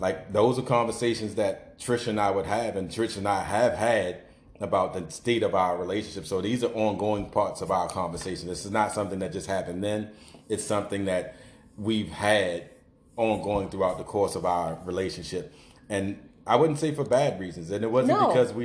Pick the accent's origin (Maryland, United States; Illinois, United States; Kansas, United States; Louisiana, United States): Maryland, United States; Baltimore; growing up in East Baltimore